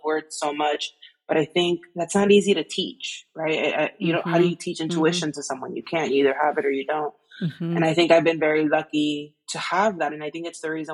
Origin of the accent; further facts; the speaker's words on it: Miami, Florida, United States; I'm from Miami